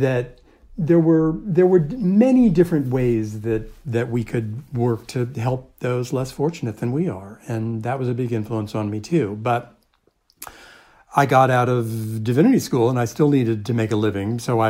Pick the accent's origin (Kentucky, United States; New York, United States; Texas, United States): New York, United States; Long Island; growing up on Long Island in the suburbs of New York